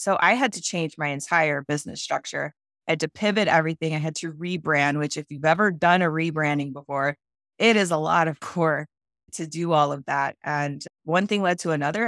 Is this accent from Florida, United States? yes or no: no; Cleveland, Ohio, United States; I went back to my hometown, which is Cleveland, Ohio